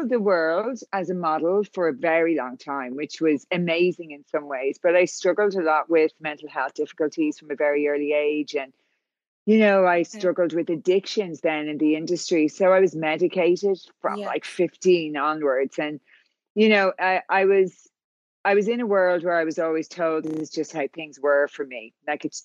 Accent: Ireland; moved away as an adult; now in California, United States; So I'm from Ireland, as you can tell by the accent.

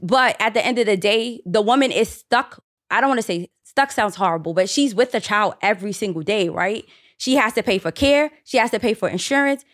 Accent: New York City, New York, United States; I grew up in the Bronx

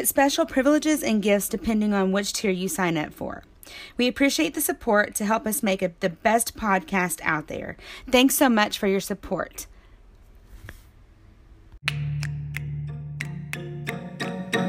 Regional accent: Texas, United States; we're from Texas

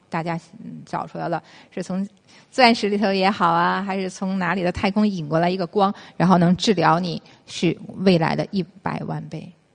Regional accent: China; 我是中国人嘛

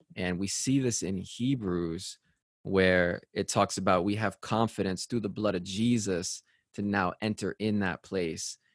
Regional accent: Connecticut, United States; I'm from Connecticut

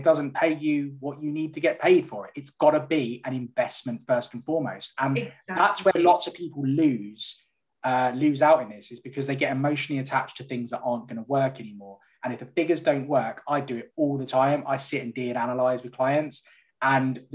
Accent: London, United Kingdom; moved away as an adult; now in the Midlands, United Kingdom; I'm from North London

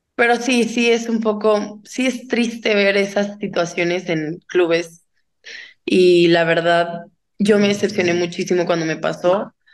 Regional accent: Guadalajara, Jalisco, Mexico; born or raised there

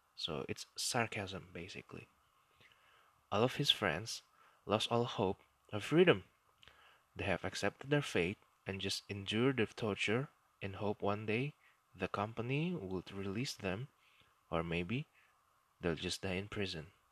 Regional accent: Indonesia; first language Indonesian; English is a second language; occasionally I will speak in my native language, Indonesian.

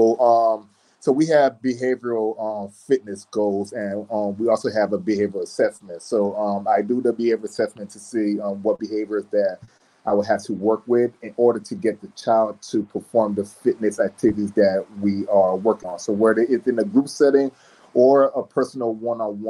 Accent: South Florida, United States; also born or lived in Miami, Florida / Orlando, Florida / Tampa, Florida; now in Jacksonville, United States; I'm originally from South Florida

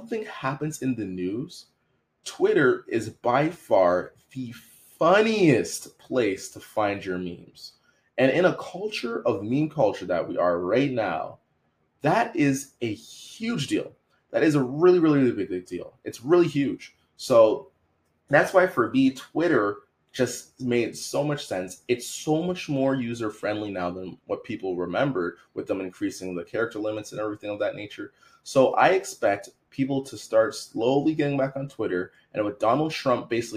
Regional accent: Canada; I'm from Canada.

